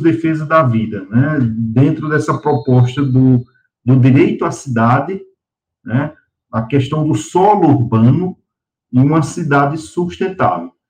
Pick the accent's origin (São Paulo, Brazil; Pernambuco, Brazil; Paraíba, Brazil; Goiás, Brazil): Paraíba, Brazil; Patos; moved away as an adult; now in Sergipe, Brazil; eu sou do interior, sou patoense, sou de Patos, né, já em Patos, na minha adolescência, meus 14, 15 anos